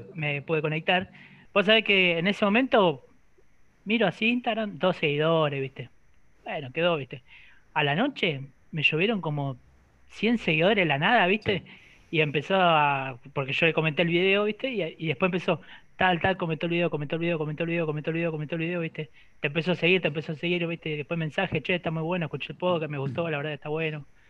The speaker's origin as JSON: {"language": "Spanish", "area": "near Bahía Blanca", "region": "Buenos Aires", "country": "Argentina", "moved": "yes", "lives_now": "Rosario, Argentina", "said": "yo soy de punta de Bahía"}